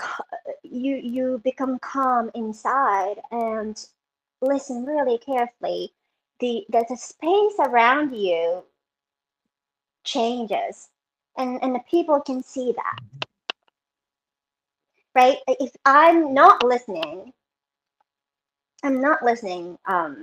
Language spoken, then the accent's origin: English; Japan; moved away; I was born and raised in Japan